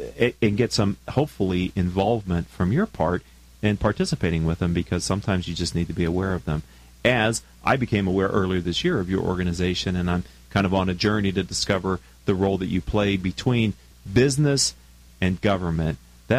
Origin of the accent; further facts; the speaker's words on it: East Coast, United States; now in Orange County, United States; I've lived in Orange County for years, longer than I care to admit. I'm a transplant from the East Coast